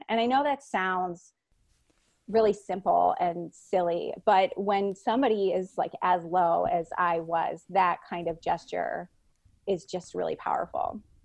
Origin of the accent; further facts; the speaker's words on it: Chicago, Illinois, United States; moved away as an adult; I'm from Chicago